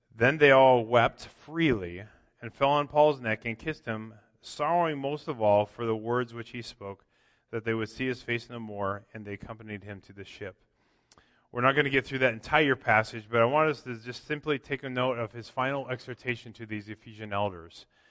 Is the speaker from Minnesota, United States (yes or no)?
yes; Minnesota, United States; moved away; growing up in Minnesota